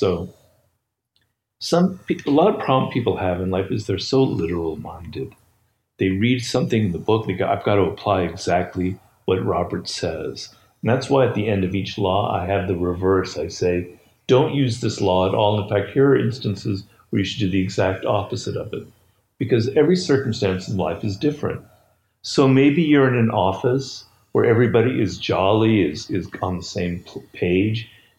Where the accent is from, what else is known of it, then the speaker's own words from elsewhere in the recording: Odesa, Odesa Oblast, Ukraine; So I'm Russian Jew.